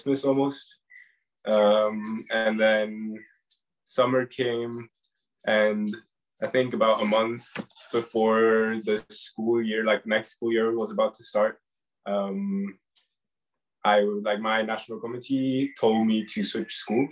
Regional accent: Norway; I'm from Norway.

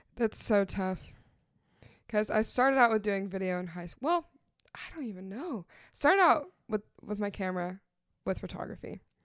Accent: Nashville, Tennessee, United States; growing up in Nashville

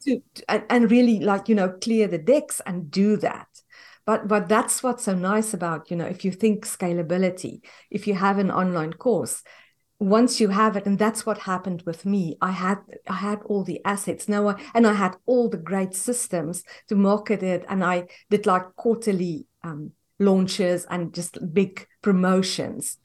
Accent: South Africa; moved away as an adult; now in United States; we are from South Africa and we immigrated to the U S in twenty fifteen.

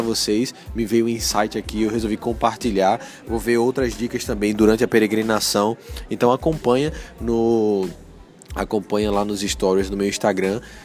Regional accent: Recife, Pernambuco, Brazil; eu sou de Recife, sou nordestino

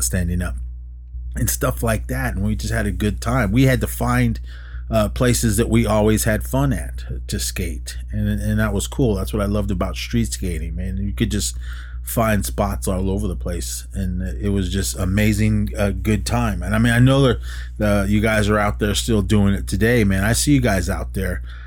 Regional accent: Oakland, California, United States; Growing up in Oakland, in the city, back in the old days

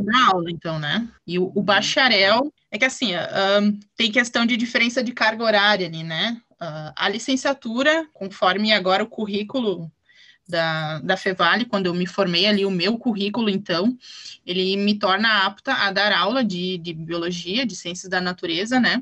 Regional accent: Ivoti, Rio Grande do Sul, Brazil; eu sou aqui de Voti, eu nasci e moro aqui em Voti

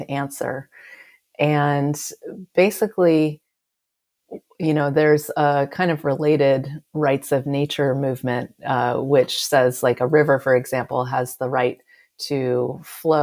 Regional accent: California, United States; I'm from California

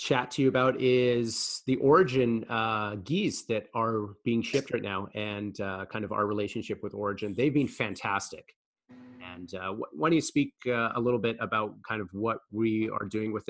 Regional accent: United States; I'm American as well.

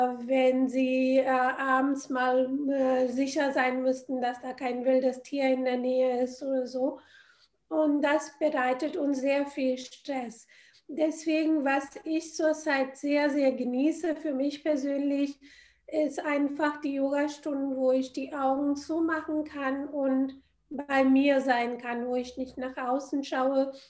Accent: India; Ich bin in Indien aufgewachsen.

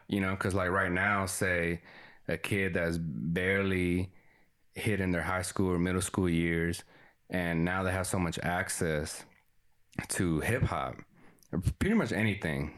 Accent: Texas, United States; first language Spanish; English is a second language; me and uh, Jesse, we grew up here in Texas

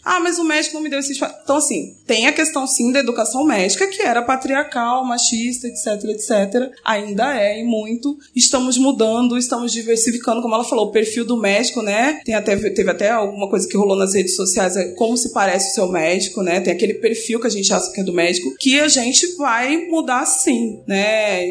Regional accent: São Paulo, Brazil; moved away as an adult; also born or lived in Niterói; eu sou nascida aqui em São Paulo, mas me mudei em 2010 para Niterói para fazer faculdade de medicina.

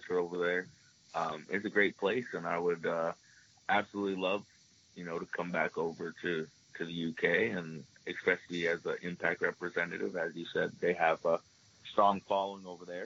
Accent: Toronto, Ontario, Canada; growing up in Toronto

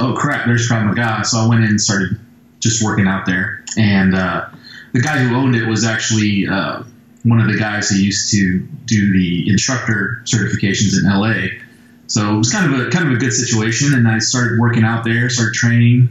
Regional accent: St. Louis, Missouri, United States; I'm from St. Louis, so I trained with a group of guys, Ron Smith's Muay Thai Academy in St. Louis

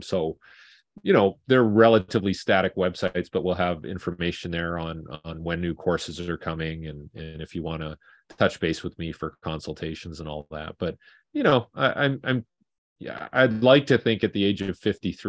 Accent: Vancouver, British Columbia, Canada; And I'm from Vancouver.

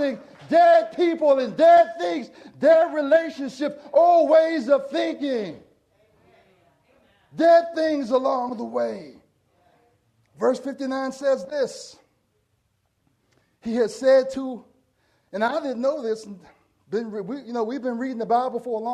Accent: Portsmouth, Virginia, United States; When I grew up in Portsmouth, Virginia

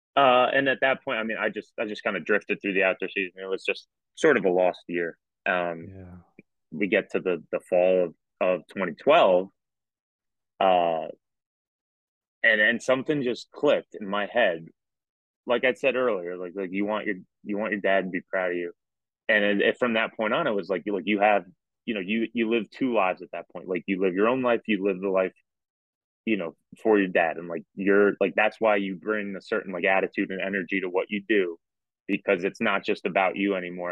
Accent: New York, United States; also born or lived in North Jersey; growing up in New York, uh, uh, grew up right outside New York City. Um, went to high school in North Jersey

